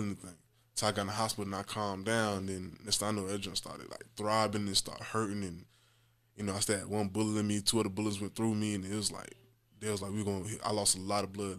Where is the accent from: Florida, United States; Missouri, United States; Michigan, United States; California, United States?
Florida, United States; Jacksonville; I'm from Jackson, Florida, um, and throughout kinda Moncrief on the north side of Jackson. So, growing up over there